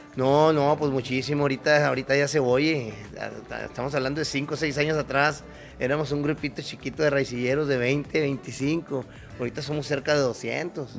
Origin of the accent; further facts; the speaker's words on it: Delicias, Chihuahua, Mexico; moved away as an adult; also born or lived in Sierra Madre; a mí me tocó nacer en, yo soy originario de Chihuahua